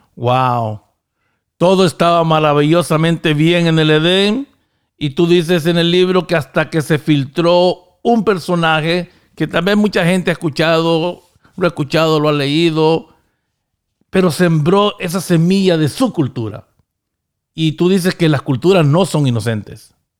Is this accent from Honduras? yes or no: yes; Honduras; now in United States; en este país donde yo vivo, en Estados Unidos, aunque originariamente soy de Honduras